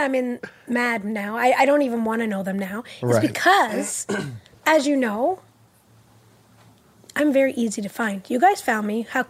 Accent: Montreal, Quebec, Canada; first language English; I was born in Montreal.

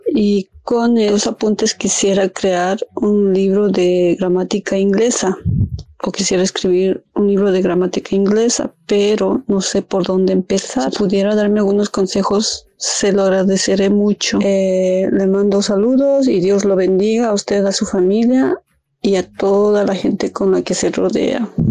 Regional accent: Bolivia; now in Dublin, Ireland; Soy boliviana, pero actualmente estoy en Dublín, Irlanda

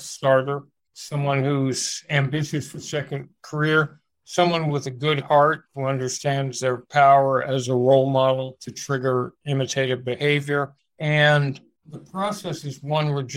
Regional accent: Los Angeles, California, United States; I grew up in Los Angeles

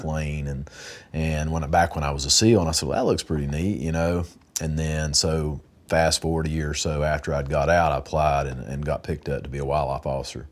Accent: Wilkes County, North Carolina, United States; I'm from Wilkes County, right here

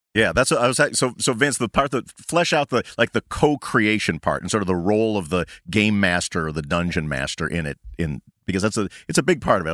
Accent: Chicago suburbs, Illinois, United States; We are all from Chicago suburbs

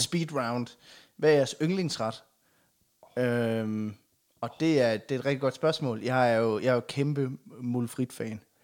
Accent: Aulum, Central Denmark Region, Denmark; jeg er jo fra Aulum

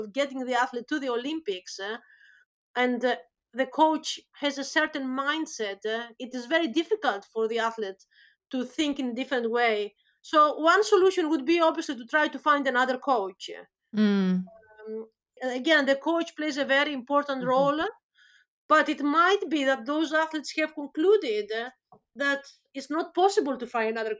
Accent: Greece; moved away as an adult; now in Birmingham, United Kingdom; I'm from Greece originally

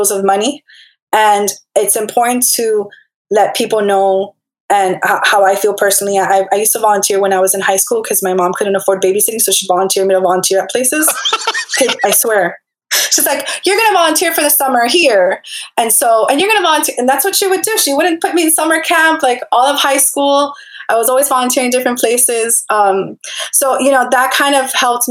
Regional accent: Hialeah, Florida, United States; I'm from Miami after all, Hialeah to be exact

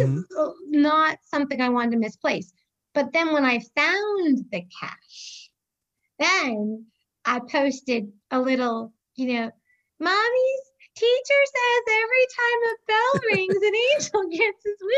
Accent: a small town outside Boston, Massachusetts, United States; also born or lived in Maine; now in Birmingham, United States; I say I grew up in Boston, but it was a smaller town outside of Boston.

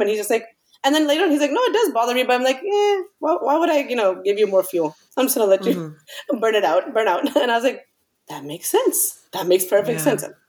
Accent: New York, United States; moved away; we grew up in uh, mostly in new york part of it uh, well the good beginning part of it in new york

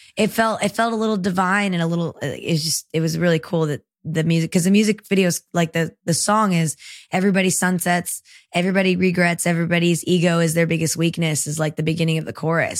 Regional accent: Marietta, Georgia, United States; also born or lived in El Salvador / San Salvador, El Salvador; now in Nashville, United States; I'm from Georgia. I grew up in Marietta

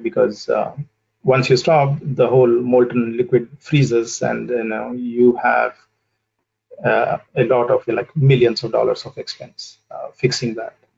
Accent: southern India, India; moved away as an adult; also born or lived in United States; now in Boston, United States; I uh, grew up in a in a small city in in southern India, and I did my uh, you know initial schooling and high school over there

